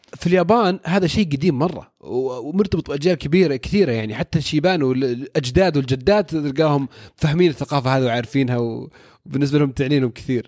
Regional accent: Saudi Arabia; عندنا في السعودية

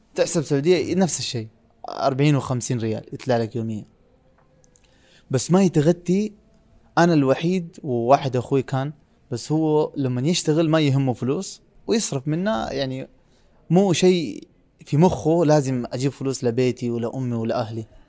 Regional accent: Pakistan; Arabic is a second language; moved away as an adult; now in Riyadh, Saudi Arabia; انا من سافرت من باكستان الى دوله ثانيه

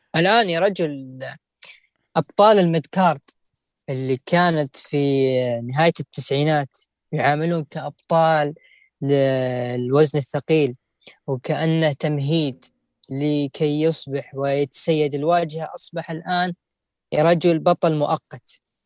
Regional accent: Saudi Arabia; عندنا في السعوديه

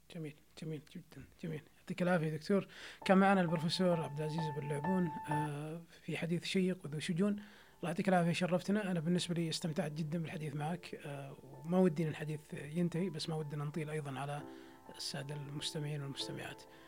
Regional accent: Saudi Arabia; عندنا في السعوديه

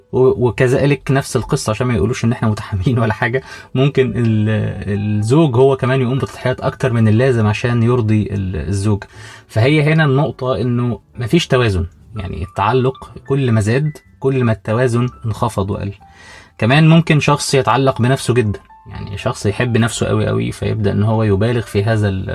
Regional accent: Egypt; عندنا في مصر

